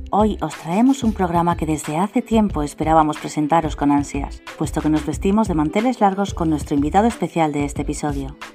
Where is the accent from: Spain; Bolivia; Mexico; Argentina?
Spain; de España